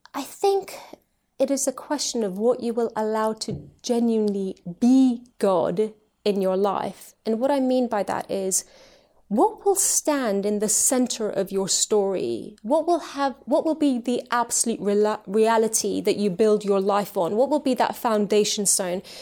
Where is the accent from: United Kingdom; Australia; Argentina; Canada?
United Kingdom; also born or lived in Tehran, Iran / Switzerland; we've lived in the U K ever since. So this has been my home, uh, growing up and ever since